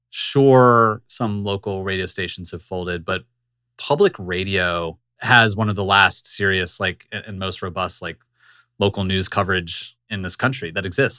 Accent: Richmond, Virginia, United States; moved away; my hometown in Richmond

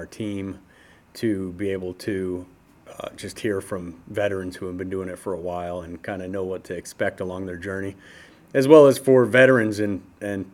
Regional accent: Detroit, Michigan, United States; moved away as an adult; also born or lived in Las Vegas, Nevada; now in Lancaster, United States; I grew up in Detroit, started plumbing there when I was a teenager. At around 24 years old, I moved to Las Vegas

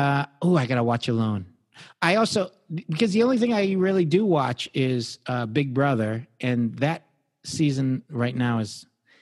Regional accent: Detroit, Michigan, United States; also born or lived in New York; now in California, United States; growing up in Detroit, in Michigan

